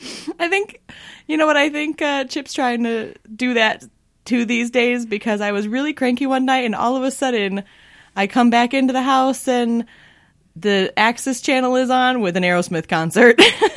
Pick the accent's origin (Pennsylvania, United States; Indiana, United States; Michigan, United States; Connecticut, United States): Michigan, United States; also born or lived in Minnesota; now in Los Angeles, United States; So I grew up in Michigan and Minnesota, and eventually made my way out to LA.